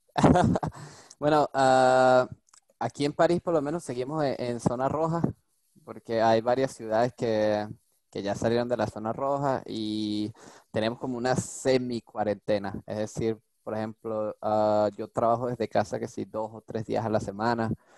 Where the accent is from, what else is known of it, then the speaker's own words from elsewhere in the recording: Venezuela; now in France; yo soy venezolano. nací en Venezuela.